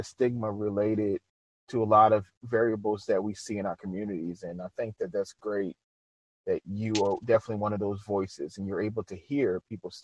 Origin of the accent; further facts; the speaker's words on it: Louisiana, United States; being from Louisiana and just seeing and being African American